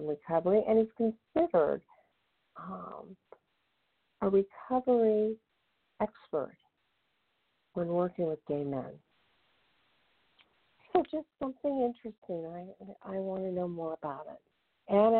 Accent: Indianapolis, Indiana, United States; I'm from Indianapolis

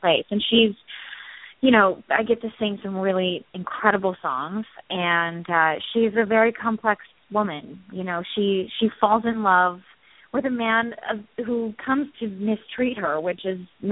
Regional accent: Minnesota, United States; I'm from Minnesota

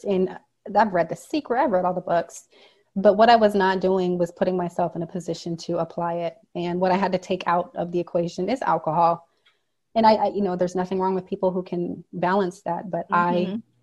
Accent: Nevada, United States; now in Arizona, United States; we are from Nevada. My parents were in the casinos

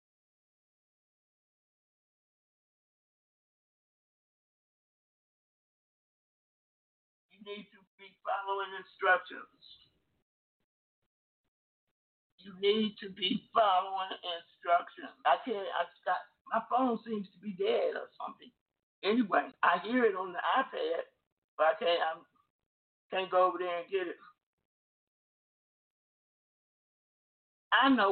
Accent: Ohio, United States; moved away; I was born in Ohio

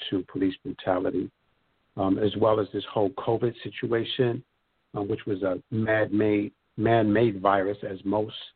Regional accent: Bronx, New York, United States; also born or lived in Harlem; now in Brooklyn, United States; Born in Harlem, raised in the Bronx. I've been living in Brooklyn for over 15 years. I'm a New Yorker to the umpteenth percentile

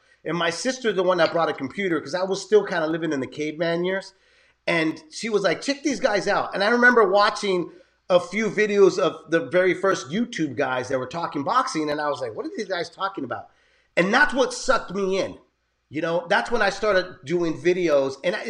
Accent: San Jose, California, United States; I was born and raised in San Jose, which is now away from San Francisco.

